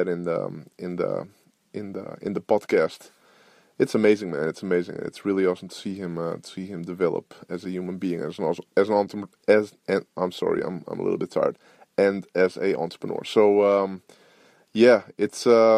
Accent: Netherlands; I'm from Holland

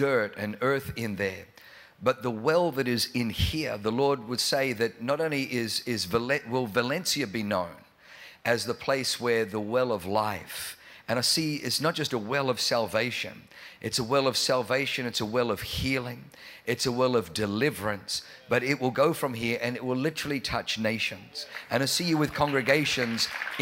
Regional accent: Australia; accent: Australian; moved away as an adult; also born or lived in Germany; now in San Diego, United States; I was born in Germany, but I grew up in Australia.

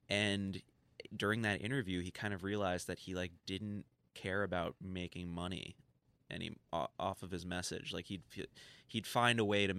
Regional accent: New York City, New York, United States; I'm not from Brooklyn. I'm from Union Square.

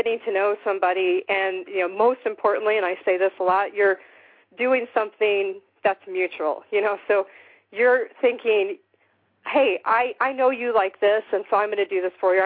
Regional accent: Midwest, United States; moved away; I was raised in the Midwest, so I most of my family's there.

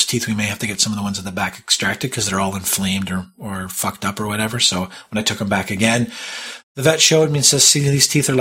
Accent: Toronto, Ontario, Canada; my hometown of Toronto

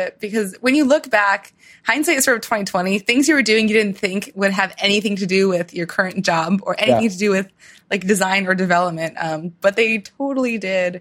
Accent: Baltimore, Maryland, United States; moved away as an adult; also born or lived in Ukraine; now in Austin, United States; I grew up in Baltimore. I grew up in Baltimore County

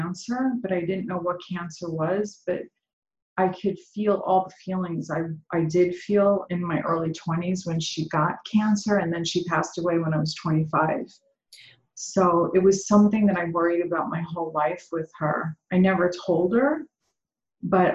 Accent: New York City, New York, United States; moved away as an adult; also born or lived in Malibu, California; now in California, United States; I was born and raised in Brooklyn, New York, in a very religious Jewish community.

